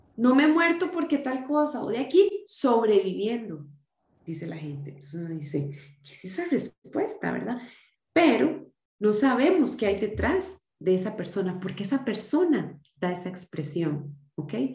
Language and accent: Spanish; Costa Rica; yo soy costarricense, nací en Costa Rica y me criaron en la em, religión evangélica, así fui criada